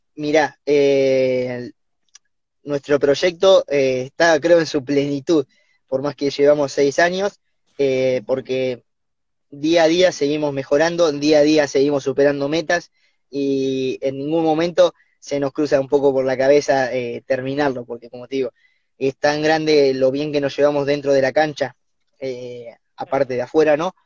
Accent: Olavarría, Buenos Aires Province, Argentina; moved away; somos de Olavarría, Bolívar, y Cruz del Eje

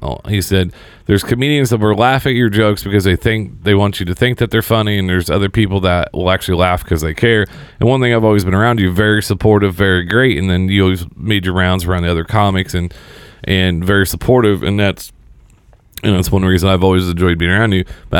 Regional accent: Seymour, Indiana, United States; me and Griff are from the same hometown. Oh, really? We're both from Seymour.

